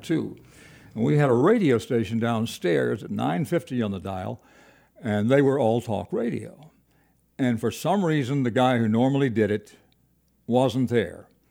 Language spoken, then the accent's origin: English; Kingsport, Tennessee, United States; moved away as an adult; also born or lived in Evanston / Nashville / Baton Rouge; I was from Tennessee. I grew up in Kingsport